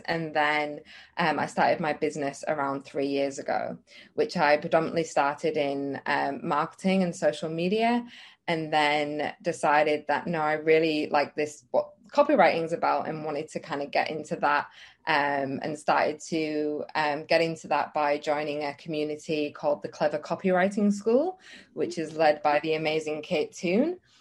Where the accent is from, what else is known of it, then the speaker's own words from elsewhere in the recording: England, United Kingdom; moved away as an adult; now in Australia; I'm from England